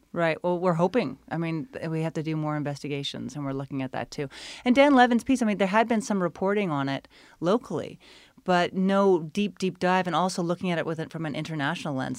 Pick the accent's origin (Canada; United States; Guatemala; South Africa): Canada; as a Canadian journalist